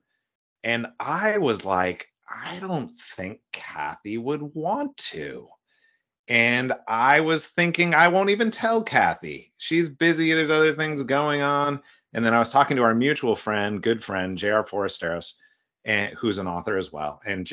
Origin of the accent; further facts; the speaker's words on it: California, United States; I was born in California